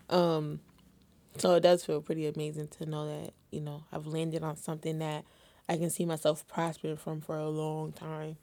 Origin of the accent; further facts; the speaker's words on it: Syracuse, New York, United States; I'm located in the Syracuse area, you know, upstate New York, Central